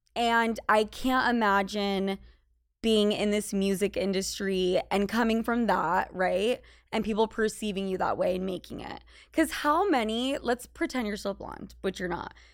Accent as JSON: {"language": "English", "region": "Utah", "country": "United States", "tie": "born or raised there", "also_born_or_lived": "Los Angeles / New York", "moved": "yes", "said": "in Utah, in high school, I was the most Spanish Latina girl"}